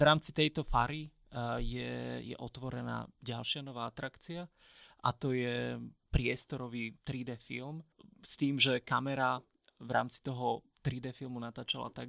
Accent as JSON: {"language": "Slovak", "area": "Orava", "region": "Žilina Region", "country": "Slovakia", "said": "z Oravy, tak Oravský hrad je moje pánstvo."}